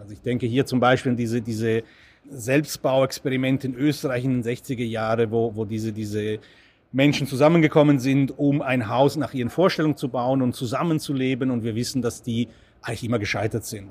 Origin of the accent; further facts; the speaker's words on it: Italy; moved away; ich bin in Italien aufgewachsen